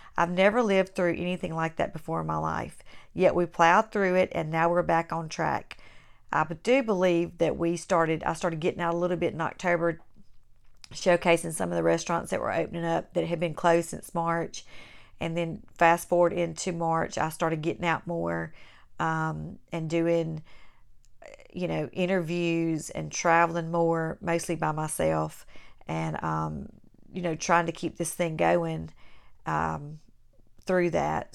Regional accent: Clinton, Mississippi, United States; also born or lived in Belzoni, Mississippi; at age ten, I moved to Clinton. My life was changed to move into Clinton. Um, that is what I do consider my hometown

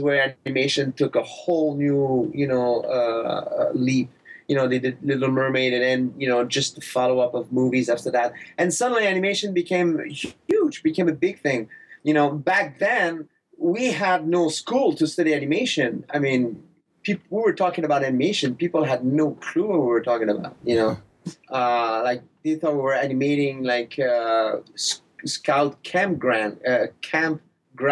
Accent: Quebec, Canada; accent: thick accent; English is a second language; moved away as an adult; also born or lived in Montreal, Canada; I grew up in Quebec, in a small town

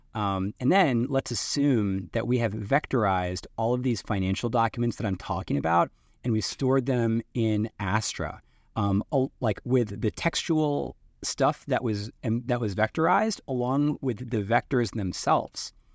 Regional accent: East Coast of the U.S., United States; moved away as an adult; now in Seattle, United States; I'm from the East Coast in the U.S. and Microsoft was what brought me out to the West Coast. So I live in Seattle now

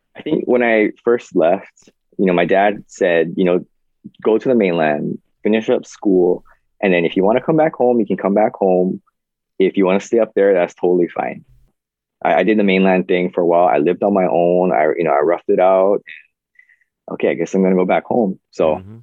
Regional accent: Kaneohe, Hawaii, United States; I grew up on the windward side, uh, in Kaneohe side

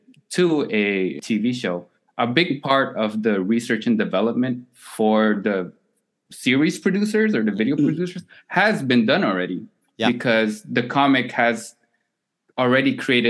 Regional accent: Philippines; now in Canada; And that is more relevant to me as a Filipino in Canada, right?

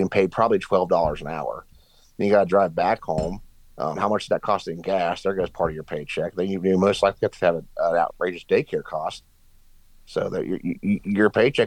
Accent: Southern West Virginia, United States; I come from Southern West Virginia

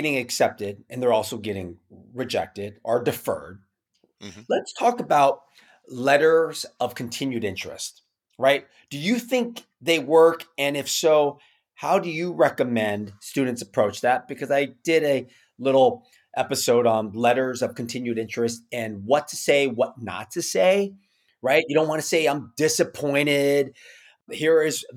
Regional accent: Newport Beach, California, United States; my hometown, I'm going to give him a shout out, Sean Bolton, principal of Newport Harbor High School

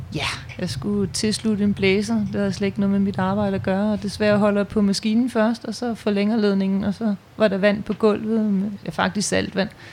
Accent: Bornholm, Capital Region of Denmark, Denmark; Jeg er født og opvokset på Bornholm

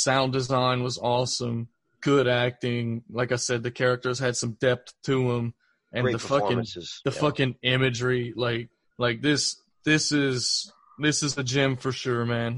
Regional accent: Mamou, Louisiana, United States; Growing up in Mamu, it just kind of looked like Mamu

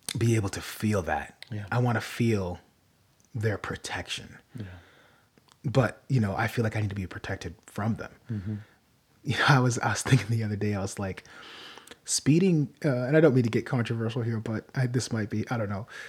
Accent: United States

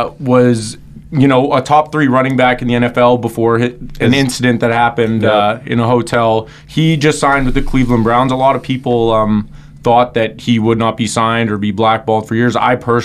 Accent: Winnipeg, Manitoba, Canada; A-Rod's actually going to be going to my hometown in Winnipeg

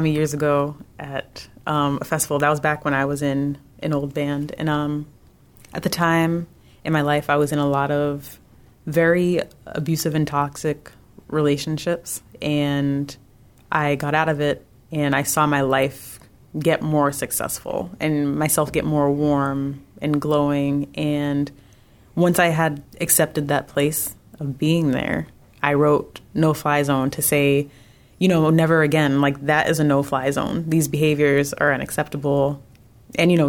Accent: San Diego, California, United States; moved away; So I'm from San Diego

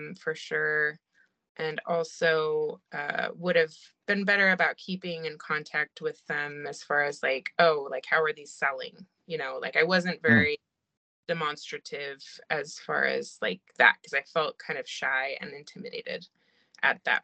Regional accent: China; moved away; I grew up in China, and I was obsessed with going to the markets there

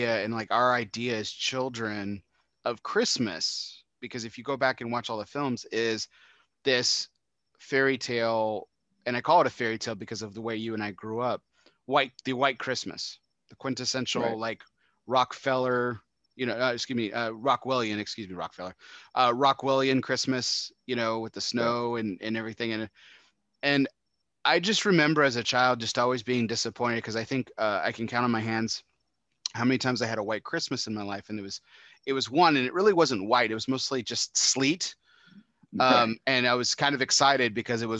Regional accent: Texas, United States; I'm from Texas.

